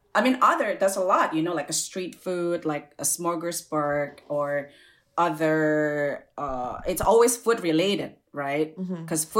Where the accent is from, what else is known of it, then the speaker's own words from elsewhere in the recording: Indonesia; now in United States; we're all uh, Chinese, Indonesian